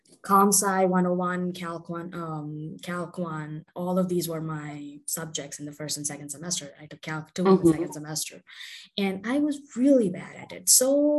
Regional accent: India; also born or lived in Southern India / New Delhi / United States; now in Bengaluru, India; I was born and raised in India, so I've completed my high school and everything here.

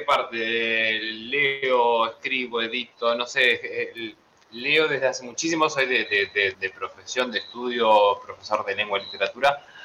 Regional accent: a town near Paraná, Entre Ríos, Argentina; yo no nací en Camp nací en un, pueblo acá cerca

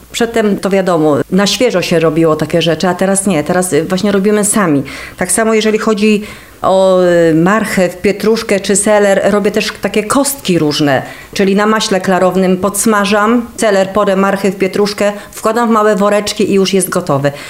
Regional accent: Kosznajderia, Kuyavian-Pomeranian Voivodeship, Poland; Jeżeli chodzi o kosznajderię, to urodziłam się tutaj w tych stronach

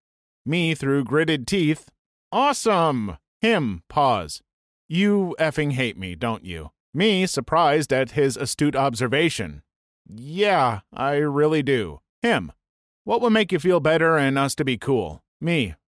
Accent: California, United States; I grew up in Northern California, and every summer a bunch of people take to the water and go tubing down the Sacramento River.

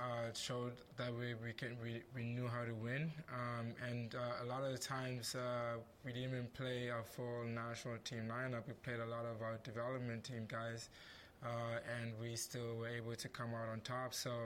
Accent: Zimbabwe; also born or lived in Rwanda / Namibia / South Africa; I was born in Rwanda. I grew up and lived in Zimbabwe, Namibia, and South Africa.

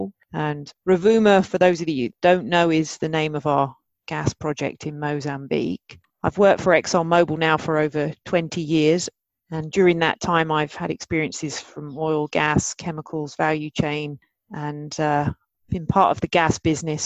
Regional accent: Maidstone, South East England, United Kingdom; I grew up in Maidstone, Kent in the UK.

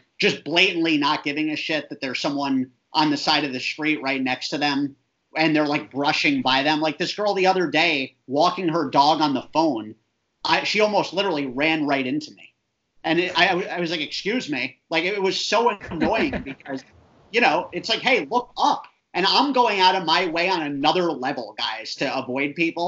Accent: New York City, New York, United States; I was born in New York, so I'm a New Yorker for 33 years

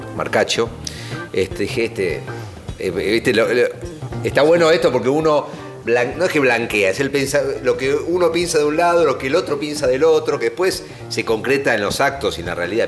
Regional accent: Argentina

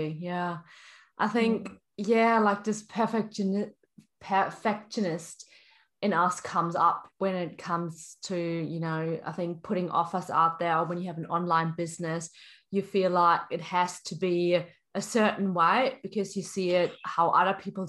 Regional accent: Germany; I come from Germany

